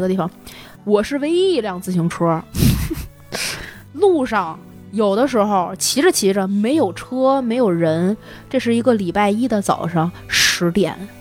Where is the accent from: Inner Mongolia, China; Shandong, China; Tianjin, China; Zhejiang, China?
Tianjin, China; also born or lived in Shanghai (ancestral home); now in Beijing, China; 好长时间没，没逛这个天津这个城市，我都已经不认识我的家乡了